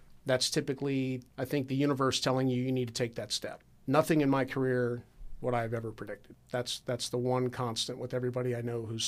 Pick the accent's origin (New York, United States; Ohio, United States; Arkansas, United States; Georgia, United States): Ohio, United States; Dublin; you can always join the Air National Guard right here in Columbus, Ohio, which, I was from Dublin.